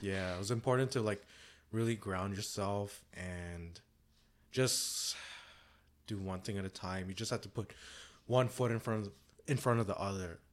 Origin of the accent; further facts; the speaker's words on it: Canada; I'm Canadian.